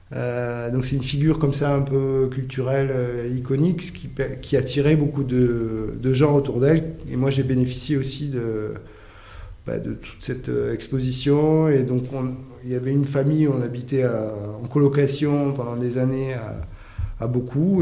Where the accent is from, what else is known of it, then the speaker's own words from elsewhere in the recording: Argelès-Gazost, Occitania, France; moved away; je suis un jeune bigourdin parce que il se trouve que quand j'ai grandi à Argelès